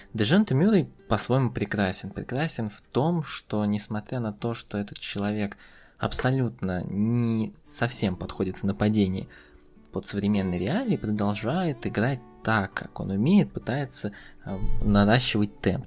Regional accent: Russia; я россиянин

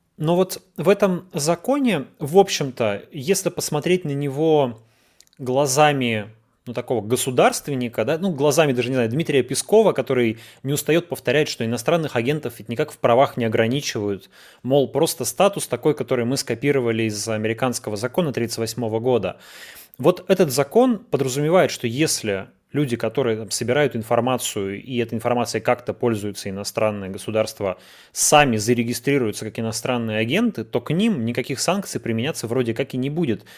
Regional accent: Yekaterinburg, Sverdlovsk Oblast, Russia; я из Екатеринбурга, и это, в общем-то, как бы наше детище

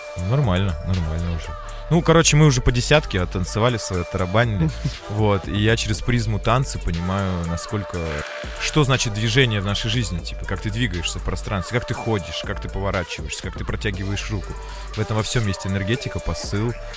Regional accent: Yaroslavl, Yaroslavl Oblast, Russia; moved away; мы в Ярославль приехали с Ильёй в родной город

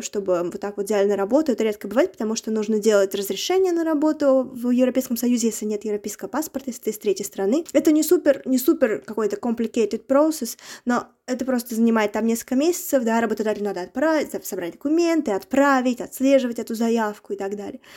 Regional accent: Nizhny Novgorod Oblast, Russia; moved away as an adult; now in Luxembourg; я из маленького города, да, еще раз я из Нижегородской области

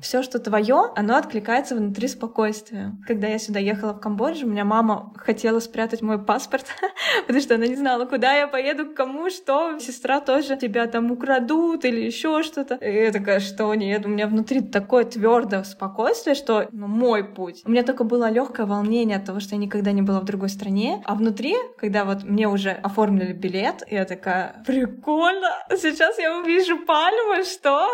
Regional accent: Russia; now in Cambodia; я из России

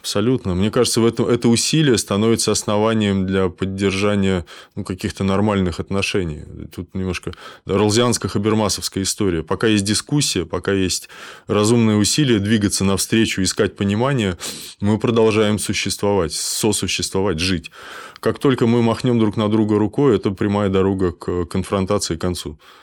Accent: Kaliningrad, Kaliningrad Oblast, Russia; я из Калининграда, у нас Кант

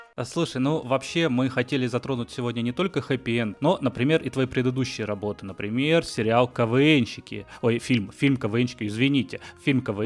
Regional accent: Batumi, Adjara, Georgia; moved away; Я сам из Батуми, грузинский город небольшой

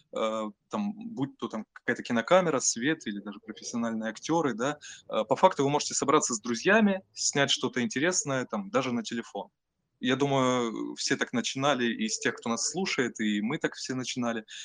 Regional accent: Taganrog, Rostov Oblast, Russia; moved away as an adult; also born or lived in Tatarstan; now in Moscow, Russia; все детство я провел в Ростовской области, городе Таганроге

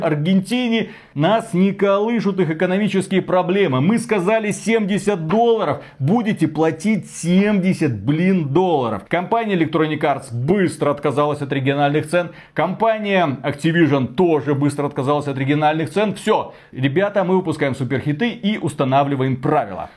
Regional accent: Belarus; мы Два товарища из Беларуси

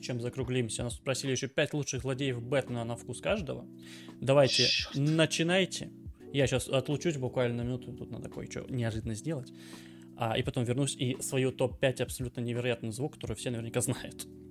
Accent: Krasnodar Krai, Russia; я с Кубани, я более-менее понимаю украинский

